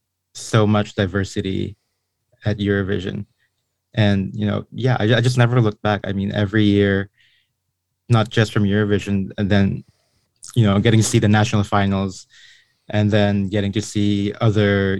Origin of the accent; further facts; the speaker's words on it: Philippines; I was born and raised in the Philippines